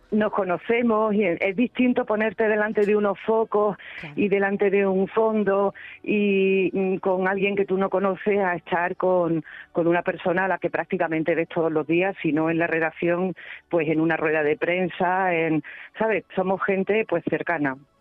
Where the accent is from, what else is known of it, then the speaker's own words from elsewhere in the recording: Cabra, Andalusia, Spain; Es que me he criado ahí